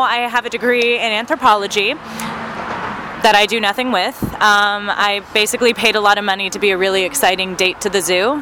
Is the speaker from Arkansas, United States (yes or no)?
yes; Arkansas, United States; now in Phoenix, United States; I grew up in Arkansas